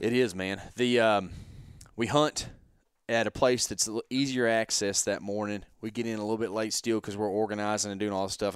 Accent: Texas, United States; we're from Texas

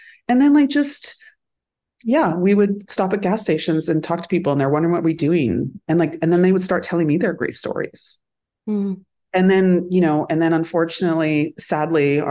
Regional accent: Northern Alberta, Canada; now in Vancouver, Canada; where I grew up in Northern Alberta

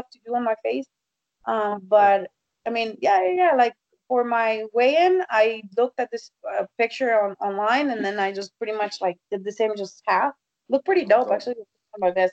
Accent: Tijuana, Baja California, Mexico; also born or lived in Texas; now in United States; I'm from Mexico. I was born and raised in Tijuana

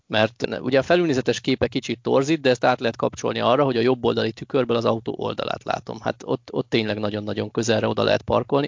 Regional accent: Hungary

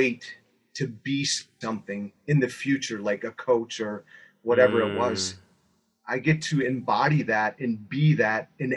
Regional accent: Buffalo, New York, United States; moved away as an adult; also born or lived in Dallas, Texas; I grew up here in Buffalo, New York. Was here for 25 years. I left here to move to Texas, Dallas, Texas. Lived there for 25 years.

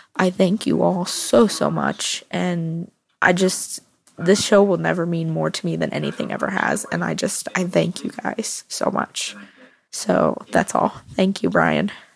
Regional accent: Orlando, Florida, United States; I'm from Orlando, Florida.

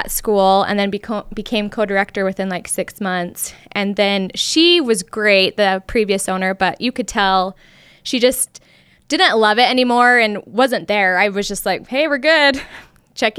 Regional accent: Lindon, Utah, United States; born and raised in Utah. Haven't left

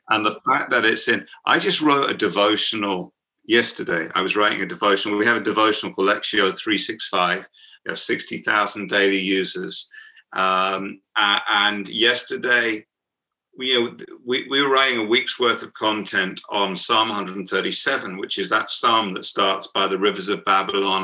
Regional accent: United Kingdom; accent: British; my uh, British accent

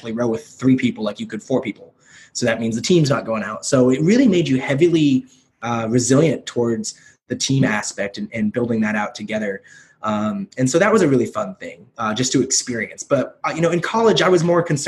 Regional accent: Kelso, Washington, United States; also born or lived in South Korea / Portland, Oregon; I grew up in like rural Washington, in Kelso, Washington

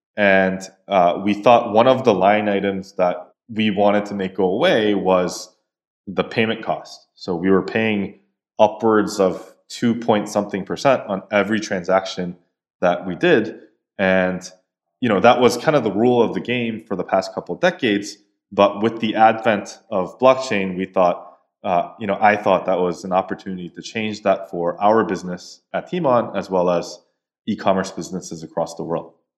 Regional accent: East Coast of the United States, United States; moved away as an adult; now in South Korea; So, I grew up in the States for most of my life, uh, in the East Coast. And in two thousand ten, I came back to Korea where I was born.

